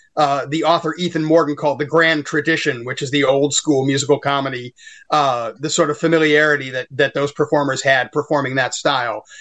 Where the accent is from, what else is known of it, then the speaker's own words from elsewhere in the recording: Chicago area, Illinois, United States; also born or lived in St. Louis, Missouri; we moved here in the early 70s in 1971